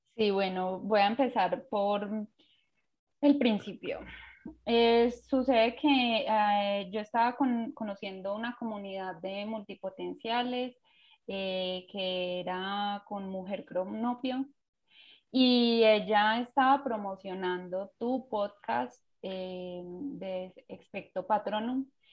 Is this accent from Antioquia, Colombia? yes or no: no; Pereira, Risaralda, Colombia; soy de Colombia, de Pereira